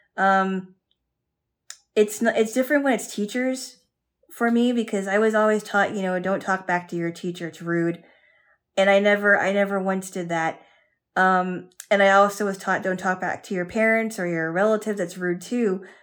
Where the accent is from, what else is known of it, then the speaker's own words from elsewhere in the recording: United States; as an American woman